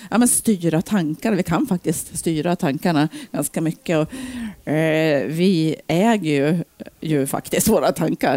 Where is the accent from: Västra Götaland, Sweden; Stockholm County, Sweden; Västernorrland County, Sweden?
Västernorrland County, Sweden; Ullånger; also born or lived in Bergeforsen, Sundsvall; now in Sundsvall, Sweden; Jag är uppvuxen uppe i Ullången, Höga Kusten.